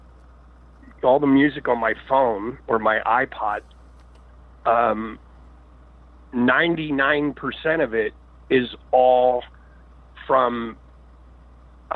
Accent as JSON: {"language": "English", "town": "Philadelphia", "region": "Pennsylvania", "country": "United States", "tie": "born or raised there", "said": "I grew up in Philadelphia"}